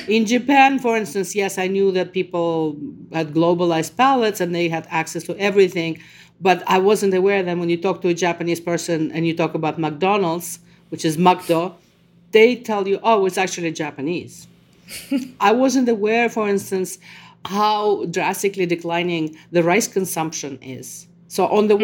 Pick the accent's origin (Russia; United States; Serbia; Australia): Russia; Moscow; English is a second language; moved away; I was someone from Moscow who speaks Russian, who thinks in Russian